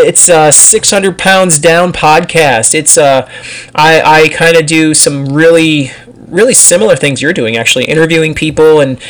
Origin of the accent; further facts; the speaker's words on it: Pennsylvania, United States; now in Texas, United States; Like, I moved from Pennsylvania to Texas, and culture is a little different here.